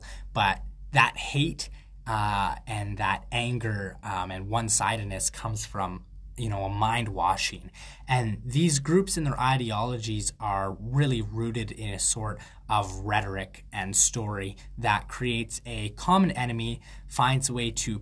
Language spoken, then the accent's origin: English; Canada; I'm a Canadian freethought advocate